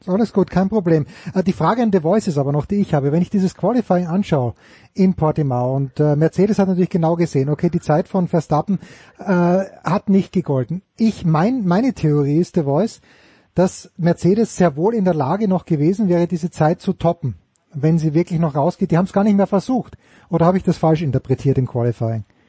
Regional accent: Austria; als Österreicher, bin damit sozialisiert worden

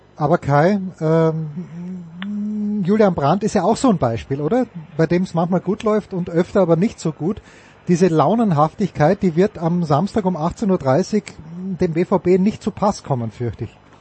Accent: Austria; sind wir Österreicher

